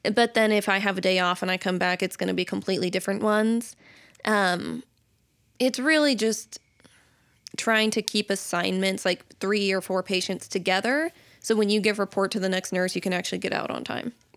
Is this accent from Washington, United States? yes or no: yes; Camas, Washington, United States; moved away as an adult; also born or lived in Nampa, Idaho; now in Idaho, United States; I am from Washington in Camas